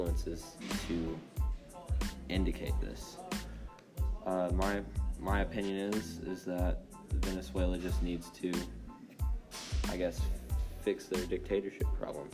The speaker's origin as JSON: {"language": "English", "country": "United States", "said": "my home country"}